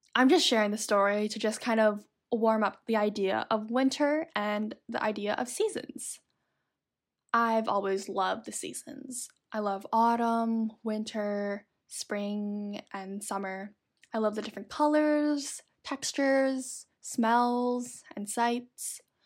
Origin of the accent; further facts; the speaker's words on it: Toronto, Ontario, Canada; Growing up in Toronto, there was a decent amount of snow, I would say.